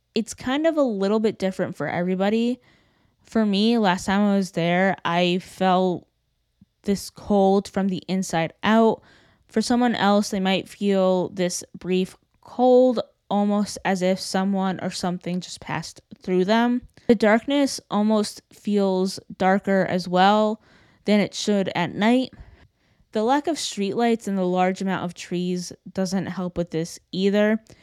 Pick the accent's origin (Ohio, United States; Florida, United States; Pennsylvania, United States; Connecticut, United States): Connecticut, United States; Burlington; my hometown of Burlington, Connecticut